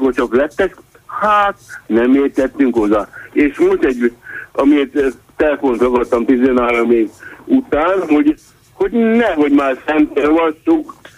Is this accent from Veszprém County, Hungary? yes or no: no; Budapest, Hungary; moved away as an adult; now in Transylvania, Romania; Budapesten születtem, és onnan mentem nyugdíjba, 13 éve itt élek Erdélybe